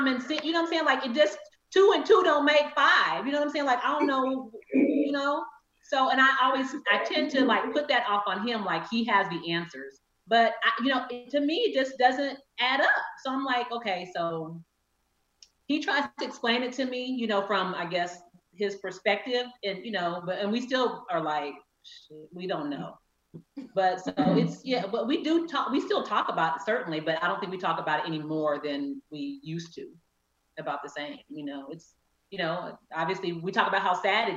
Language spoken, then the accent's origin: English; Texas, United States; moved away as an adult; now in Tampa, United States; I'm from Texas, so you know I'm loud